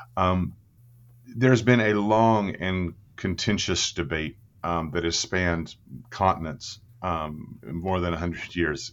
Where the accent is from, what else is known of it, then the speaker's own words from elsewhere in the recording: Clinton, Oklahoma, United States; I was born in, um, Oklahoma City, but I grew up in the thriving metropolis of Clinton, Oklahoma